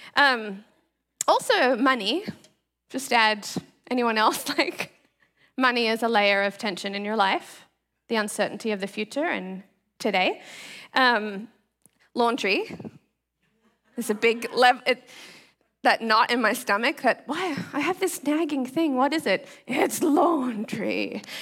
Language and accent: English; Australia; now in Seattle, United States; so I grew up in the tropics, you guys know that I'm from Australia